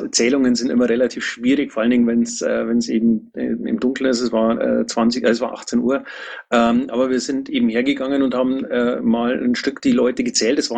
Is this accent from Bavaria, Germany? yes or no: yes; Neumarkt, Bavaria, Germany; Ich komme aus Neumarkt, also der Stadt, in der mal ein Bundesparteitag war.